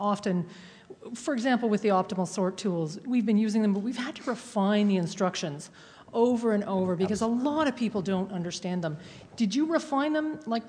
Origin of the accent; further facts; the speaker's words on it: Canada; I am from Canada